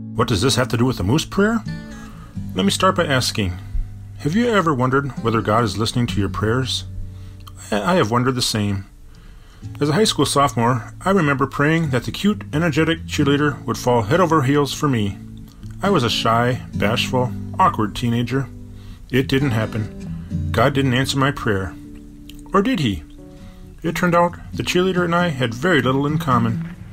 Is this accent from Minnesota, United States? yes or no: yes; Bloomington, Minnesota, United States; now in Minneapolis, United States; growing up in Bloomington, Minnesota, the middle child of a cluster of eight devout Catholic kids